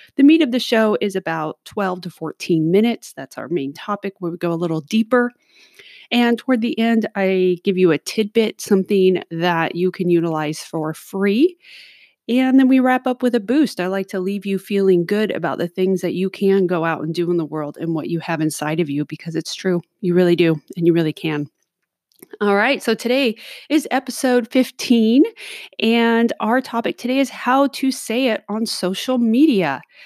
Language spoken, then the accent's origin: English; Los Angeles, California, United States; moved away; I grew up in Los Angeles